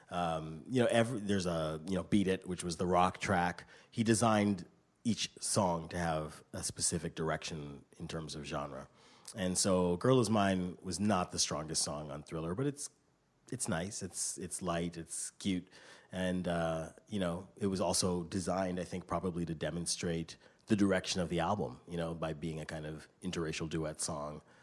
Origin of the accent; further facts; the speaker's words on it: Canada; I grew up in Canada